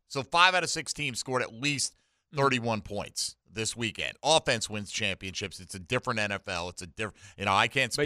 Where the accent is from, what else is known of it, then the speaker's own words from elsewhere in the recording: Milford, Connecticut, United States; now in Jacksonville, United States; I'm from Milford many years ago